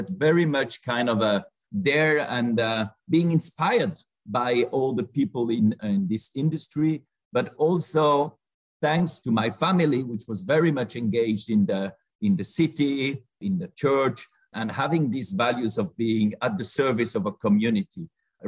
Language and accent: English; Saint-Imier, Bern, Switzerland; I grew up in Saint-Imier, which is in the Jura